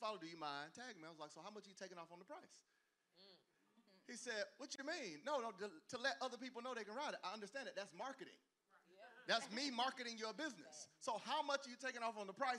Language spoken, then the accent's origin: English; the South, United States; I grew up in the South